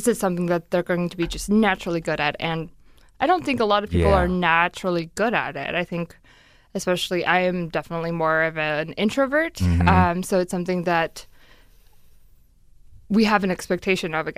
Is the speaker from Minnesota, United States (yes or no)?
yes; Minnesota, United States; as a Minnesotan